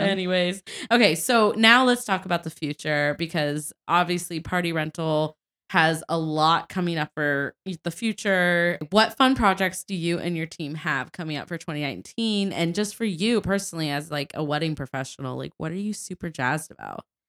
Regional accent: Cincinnati, Ohio, United States; moved away; Cincinnati, my hometown

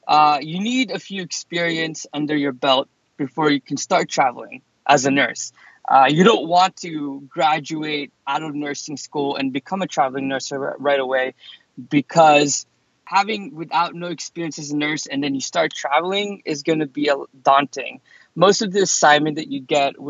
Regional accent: New York City, New York, United States; moved away as an adult; also born or lived in Boston; I moved to Boston because I'm originally from New York City

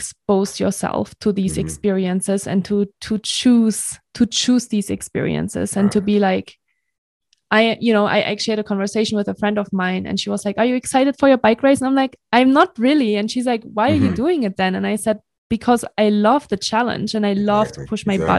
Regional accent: Germany; moved away; I'm from Germany originally.

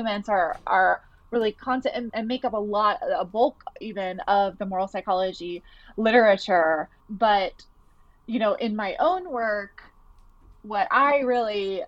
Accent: Atlanta, Georgia, United States; moved away as an adult; also born or lived in New York City; now in Boston, United States; I'm originally from Atlanta, Georgia, and I moved to New York City for grad school

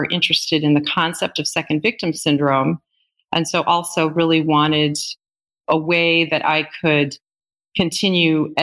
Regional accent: Northern Illinois, United States; moved away; also born or lived in Milwaukee area, Wisconsin / Northern Wisconsin; I'm originally from Northern Illinois

